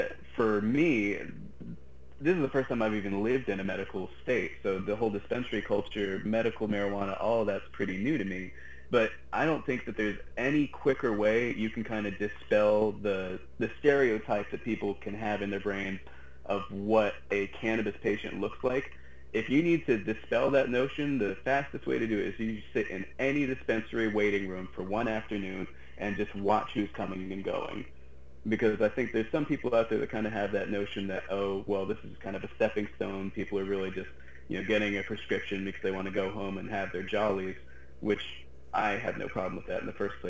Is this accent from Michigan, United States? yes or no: no; western Massachusetts, United States; now in Florida, United States; I grew up in Massachusetts, all the way on the west half of the state